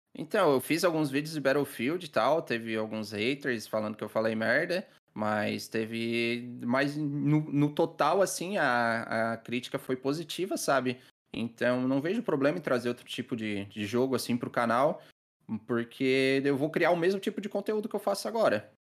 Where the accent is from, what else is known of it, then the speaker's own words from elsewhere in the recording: Criciúma, Santa Catarina, Brazil; now in Içara, Brazil; atualmente eu moro na cidade do Mel, na Santa Catarina, na Içara. Mas eu, eu sou de Criciúma